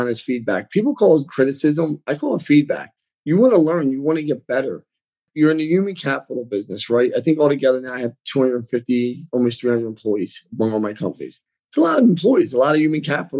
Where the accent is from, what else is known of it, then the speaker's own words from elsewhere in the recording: Philadelphia, Pennsylvania, United States; accent: like Rocky Balboa; also born or lived in Bucks County, Pennsylvania; I grew up in Northeast Philly, then Bucks County